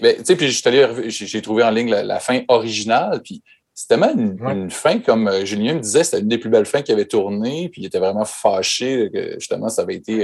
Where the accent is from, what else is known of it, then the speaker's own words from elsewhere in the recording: Chicoutimi, Quebec, Canada; mon bled perdu au, Québec, Chicoutimi, qui est à 5 heures de route de, Montréal